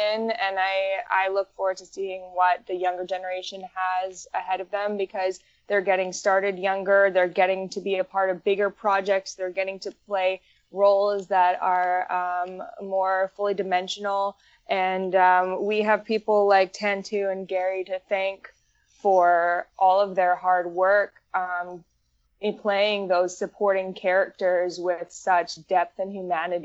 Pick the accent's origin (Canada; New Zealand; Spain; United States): Canada; growing up in Canada